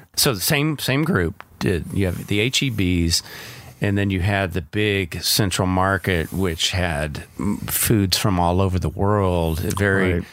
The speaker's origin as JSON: {"language": "English", "town": "Georgetown", "region": "Texas", "country": "United States", "tie": "born or raised there", "said": "growing up in Georgetown, we had a Piggly Wiggly"}